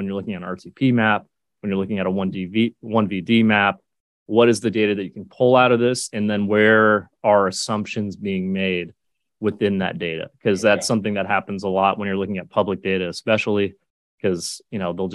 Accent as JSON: {"language": "English", "region": "California", "country": "United States", "tie": "born or raised there", "moved": "as an adult", "lives_now": "Townsville, Australia", "said": "being born and raised in California"}